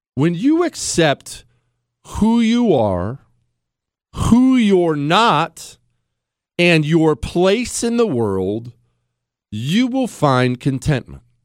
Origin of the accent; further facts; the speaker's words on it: United States; I'm an American